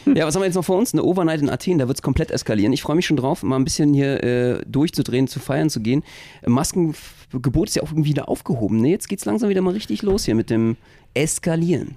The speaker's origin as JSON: {"language": "German", "region": "Berlin", "country": "Germany", "said": "als Berliner"}